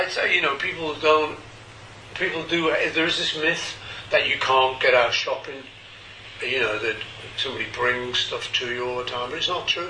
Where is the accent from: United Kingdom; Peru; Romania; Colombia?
United Kingdom; Liverpool, North West England; I'm from Liverpool